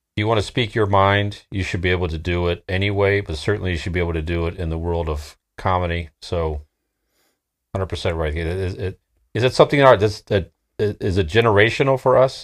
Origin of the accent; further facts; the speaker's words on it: Akron, Ohio, United States; we're from Northeast Ohio. Akron, Ohio